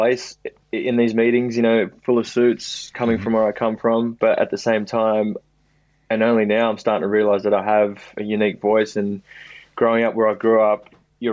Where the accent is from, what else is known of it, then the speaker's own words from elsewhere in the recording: Sydney, New South Wales, Australia; growing up in Maroubra